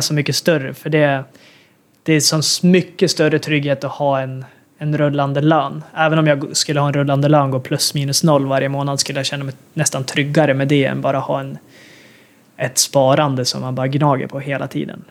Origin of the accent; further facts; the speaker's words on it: Sweden; moved away as an adult; som svensk